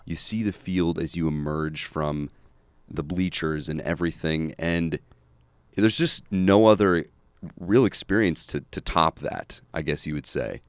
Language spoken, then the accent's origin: English; North Dakota, United States; now in Chicago, United States; I'm from North Dakota